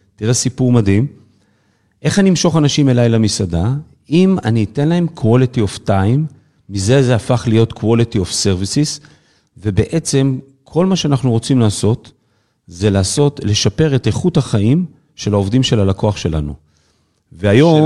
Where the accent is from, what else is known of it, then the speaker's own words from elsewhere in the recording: the Krayot, Haifa District, Israel; also born or lived in Kiryat Yam / Kiryat Ata; כל חיי גדלתי וצמחתי בקריות, אני יליד בקריית ים, אחר כך עברתי לקריית אתא